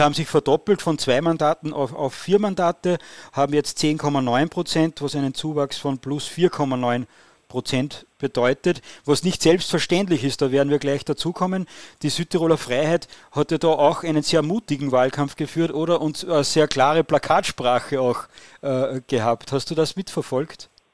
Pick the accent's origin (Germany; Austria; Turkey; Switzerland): Austria; als Österreicher